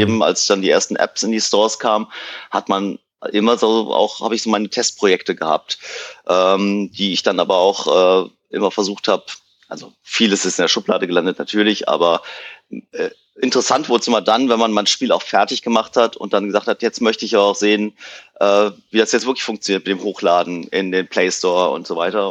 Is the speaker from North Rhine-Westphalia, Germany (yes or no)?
yes; Cologne, North Rhine-Westphalia, Germany; aus Köln